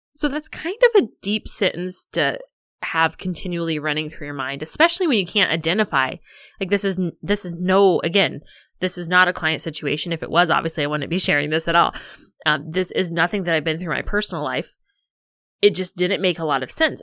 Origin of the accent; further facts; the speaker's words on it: Illinois, United States; I grew up in Illinois